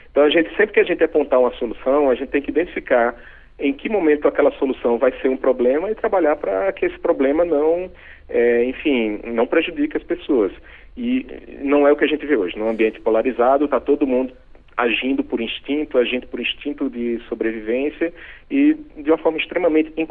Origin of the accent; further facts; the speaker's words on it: Northeast Region, Brazil; accent: nordestino; moved away; morando no Nordeste. Então, você vê que meu sotaque é